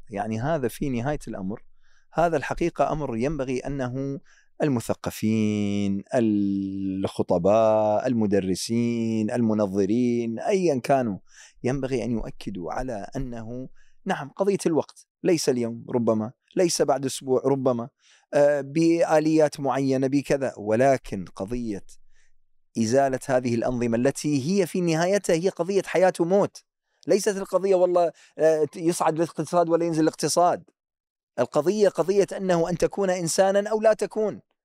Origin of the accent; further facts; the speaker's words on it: Iraq; accent: Iraqi; مثل ما نقول احنا بالعراقي